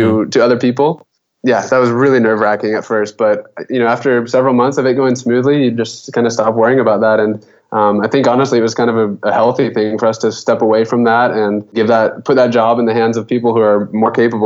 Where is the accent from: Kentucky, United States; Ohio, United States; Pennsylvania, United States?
Kentucky, United States; moved away; I'm from Kentucky originally